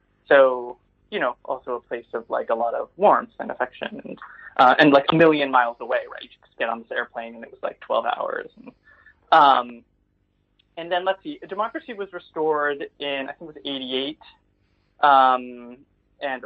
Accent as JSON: {"language": "English", "region": "New York", "country": "United States", "tie": "born or raised there", "said": "I grew up in right outside New York City"}